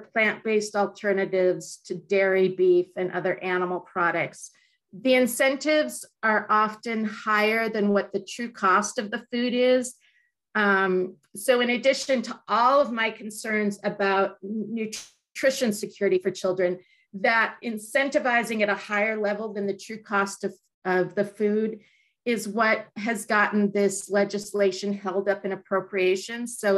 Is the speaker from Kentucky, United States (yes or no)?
no; California, United States; as a Californian